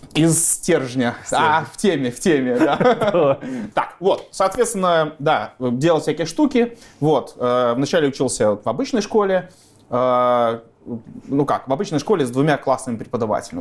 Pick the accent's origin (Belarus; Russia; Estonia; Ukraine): Belarus; Gomel, Gomel Region; moved away as an adult; Родился в Гомеле, жил в Гомеле. Э, уехал из Гомеля уже, когда в ВУЗ поступил.